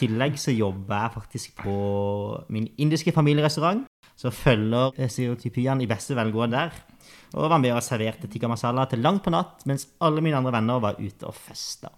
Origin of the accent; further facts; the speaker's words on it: Kristiansand, Agder, Norway; moved away; Født og oppvokst på Hellemyr og Grim i Kristiansand